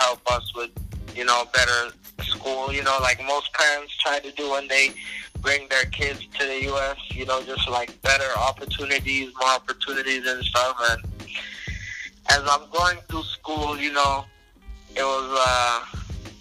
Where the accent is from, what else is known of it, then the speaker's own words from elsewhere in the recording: Nairobi, Kenya; moved away as an adult; also born or lived in South Africa; now in United States; I was born in South Africa, but it was during a war or something, from what I heard. And then we went to Kenya like as soon as I was born.